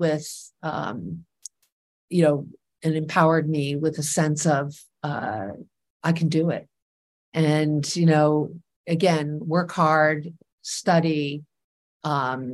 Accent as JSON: {"language": "English", "town": "New York City", "region": "New York", "country": "United States", "tie": "born or raised there", "said": "I grew up here in New York City"}